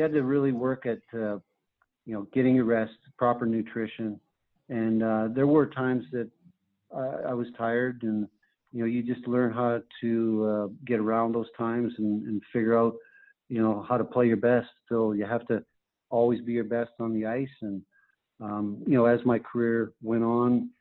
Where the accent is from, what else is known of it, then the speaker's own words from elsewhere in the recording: Carman, Manitoba, Canada; moved away as an adult; The University of North Dakota was only 2.5 hours away from where I grew up in Manitoba